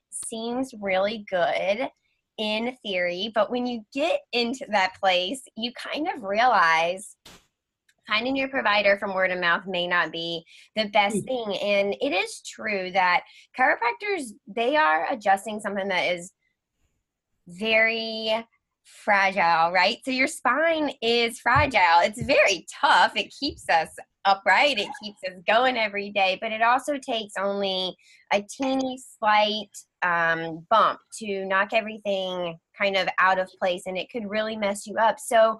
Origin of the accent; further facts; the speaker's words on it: Mississippi, United States; moved away as an adult; also born or lived in Alabama; now in Boston, United States; I'm originally from Mississippi. I moved to Boston from the state of Alabama.